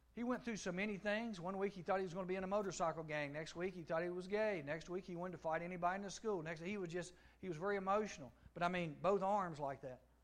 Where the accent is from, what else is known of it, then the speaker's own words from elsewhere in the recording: United States; Grew up with him back in Giles, where my hometown is.